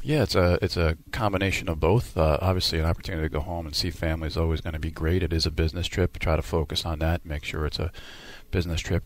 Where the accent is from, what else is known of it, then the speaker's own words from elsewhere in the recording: United States; now in Houston, United States; being from New York, New Jersey, that's where all my roots are